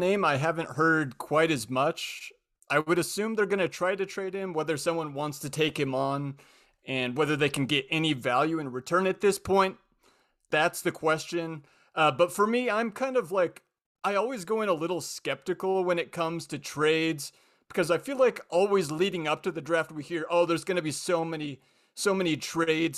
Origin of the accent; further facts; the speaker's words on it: Spokane, Washington, United States; I grew up in Spokane